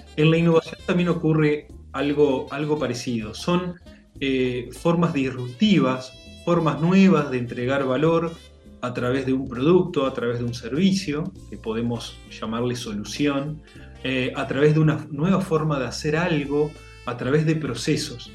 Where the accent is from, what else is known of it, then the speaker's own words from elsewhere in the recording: Montevideo, Uruguay; nací en Montevideo, eh, estudié, me desarrollé acá